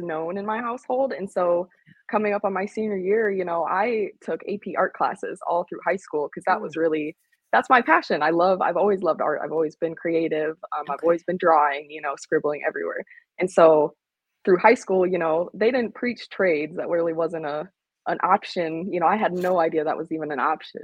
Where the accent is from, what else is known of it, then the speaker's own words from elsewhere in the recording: Northern Illinois, United States; moved away as an adult; also born or lived in Laramie, Wyoming; I'm originally from Northern Illinois, but I left home at 19, and I haven't really been back since.